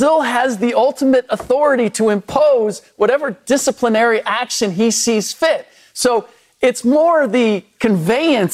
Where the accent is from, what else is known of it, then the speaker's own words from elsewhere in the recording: United States; first language German; English is a second language; first generation American, and German was my first language